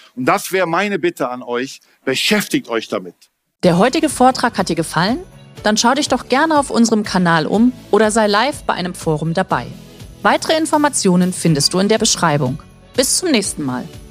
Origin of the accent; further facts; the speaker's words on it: Berlin, Germany; ich komme aus Berlin